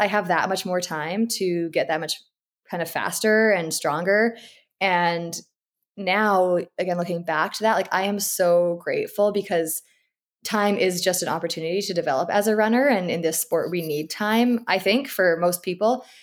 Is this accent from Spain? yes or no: no; Abbotsford, British Columbia, Canada; also born or lived in Edmonton / Vancouver; I live in Abbotsford, B C, and this is actually where I grew up as well